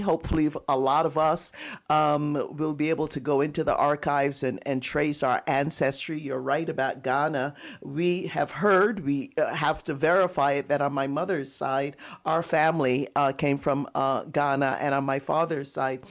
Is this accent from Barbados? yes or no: yes; Christ Church, Barbados; I grew up in Christchurch, right near there. I went to Girls Foundation School.